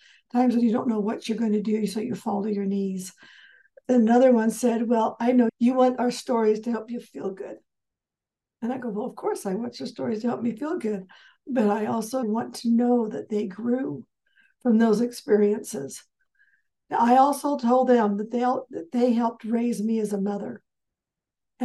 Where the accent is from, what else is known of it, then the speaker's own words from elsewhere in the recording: Southern California, United States; I was raised in Southern California